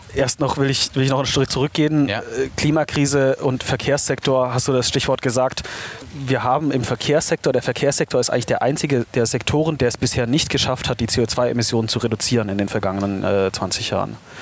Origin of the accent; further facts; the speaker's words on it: Reutlingen, Baden-Württemberg, Germany; moved away as an adult; now in Berlin, Germany; Ich bin, äh, ursprünglich aus Reutlingen. Das ist, äh, so eine halbe Stunde südlich von Stuttgart